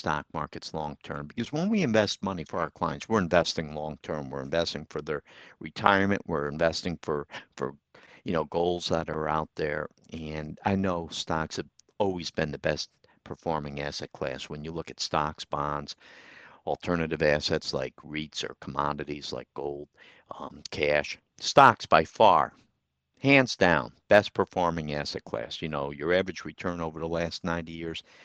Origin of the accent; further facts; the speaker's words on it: Troy, United States; I grew up in Troy